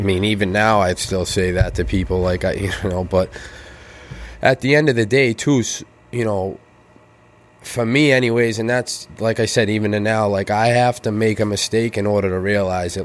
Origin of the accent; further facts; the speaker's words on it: Weymouth, Massachusetts, United States; I grew up in North Weymouth